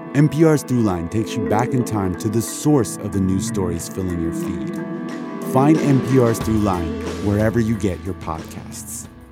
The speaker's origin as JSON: {"language": "English", "region": "Colorado", "country": "United States", "tie": "born or raised there", "also_born_or_lived": "Mississippi", "said": "We moved from Mississippi to Colorado when I was 5, so I think like growing up in Mississippi"}